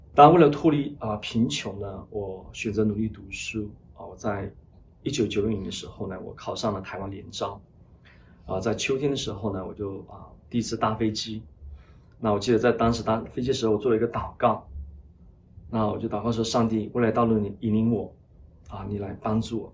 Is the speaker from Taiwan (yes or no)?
no; Lashio, Shan State, Myanmar; 我小时候出生在缅北，那旭，他是滇缅公路的终点站。我小的时候呢，父母离异，啊，因此呢，我母亲呢，一人独立抚养我们三姐弟长大